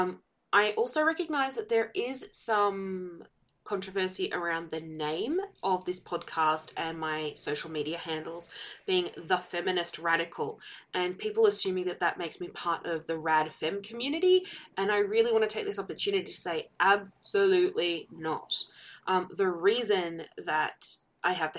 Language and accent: English; Victoria, Australia; I hail from Victoria in Australia